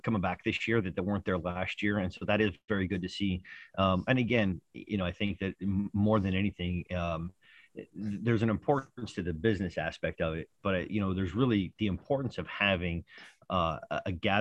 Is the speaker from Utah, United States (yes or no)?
yes; Pleasant Grove, Utah, United States; my hometown of Utah. It's in a place called Pleasant Grove, Utah